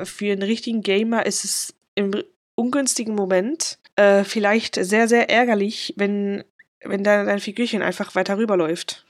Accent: Switzerland; Ich komme so aus Umgebung Basel-Aargau

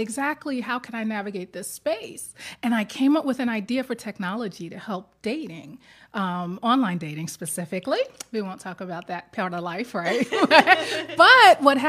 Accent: New York City, New York, United States; I'm a New Yorker

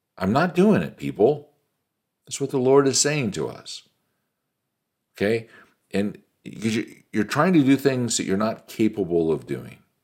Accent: United States; an American businessman

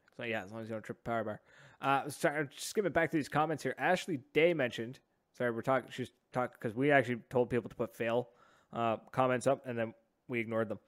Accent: Oromocto, New Brunswick, Canada; growing up in Ormucto

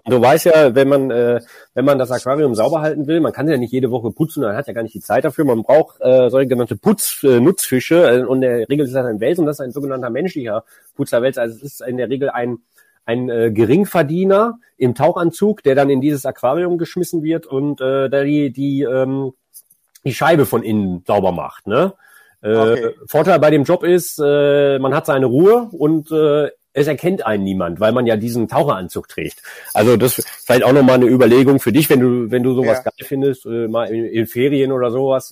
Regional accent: Düsseldorf, North Rhine-Westphalia, Germany; born or raised there

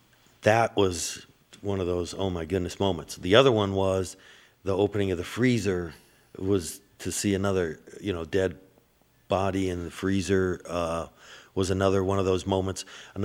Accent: Erie, Pennsylvania, United States; you know, who is an investigator

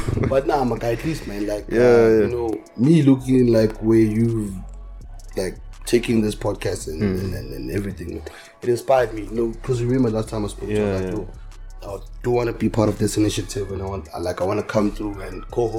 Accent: Hendrina, Mpumalanga, South Africa; also born or lived in Middelburg, South Africa; I'm from Hendrina. Moved out to Middleburg. Hendrina, man. Yeah, dog. A lot of people don't believe that, but I'm from Hendrina. Moved out to Middleburg, you know, 2006.

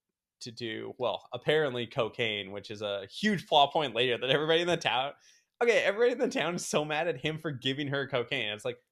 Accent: Canada; I'm a Canadian friend.

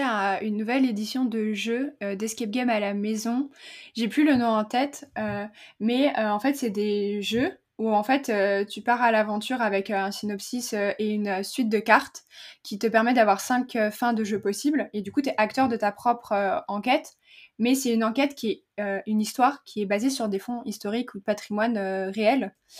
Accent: central France, France; le, patois de, de, chez nous, dans le centre de la France

